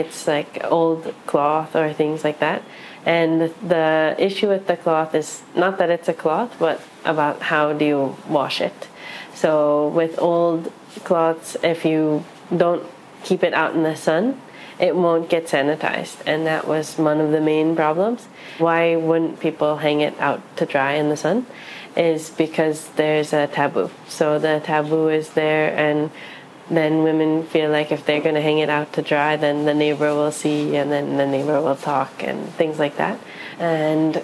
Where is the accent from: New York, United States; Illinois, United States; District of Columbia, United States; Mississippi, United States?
New York, United States; New York City; I'm half Chinese, half Japanese, raised in New York City